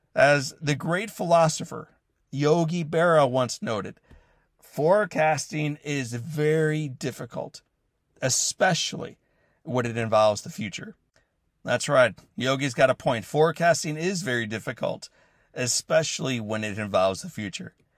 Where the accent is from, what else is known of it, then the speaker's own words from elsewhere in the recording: St. Louis, Missouri, United States; the city of Saint Louis, my hometown